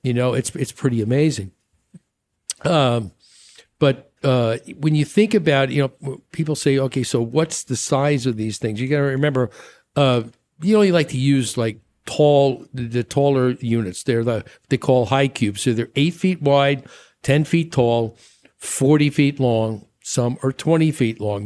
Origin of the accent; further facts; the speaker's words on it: New York, United States; moved away; I grew up with that in New York